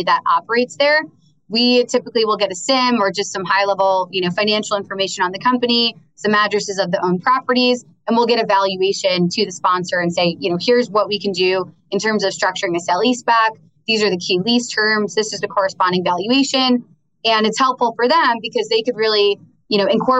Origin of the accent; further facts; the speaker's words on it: New York, United States; I'm from New York. Most of my very small circle of close friends live in the city. My family's out on Long Island